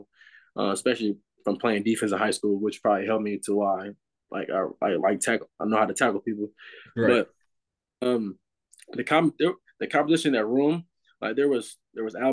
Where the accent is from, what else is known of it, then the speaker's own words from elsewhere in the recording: Illinois, United States; I'm from Illinois.